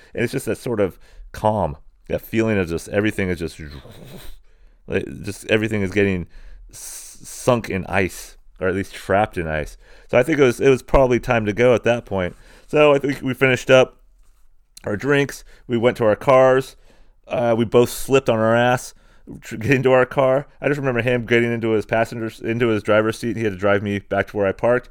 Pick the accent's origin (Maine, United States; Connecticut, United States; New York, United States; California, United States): California, United States; San Diego; born or raised there; moved away; also born or lived in Springdale, Arkansas